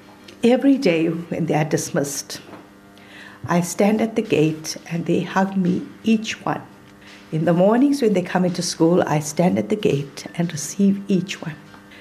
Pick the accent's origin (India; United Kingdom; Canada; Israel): India; accent: Indian; English is a second language; I didn't have the right accent back in the day. I was very Indian in my accent.